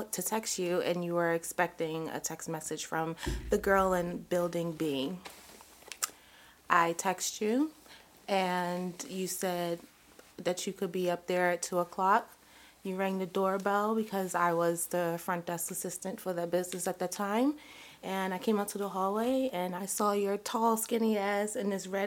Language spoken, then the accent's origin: English; Baltimore, Maryland, United States; also born or lived in Hackensack, New Jersey; I am originally born in Hackensack, New Jersey, and raised in Baltimore, Maryland